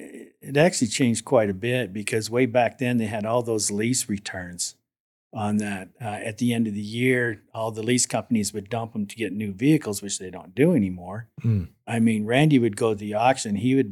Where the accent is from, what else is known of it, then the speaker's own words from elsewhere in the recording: Fort Macleod, Alberta, Canada; I was born and raised in a small town called Fort McLeod, Alberta.